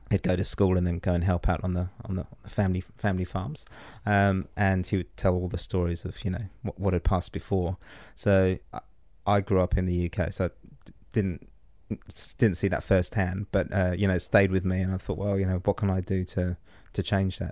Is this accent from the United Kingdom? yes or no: yes; England, United Kingdom; moved away as an adult; now in New Zealand; being an English guy, you know, coming over here fifteen years ago